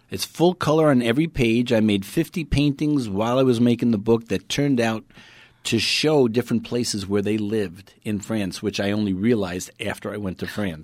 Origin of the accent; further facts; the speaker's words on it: New York City, New York, United States; I'm from Brooklyn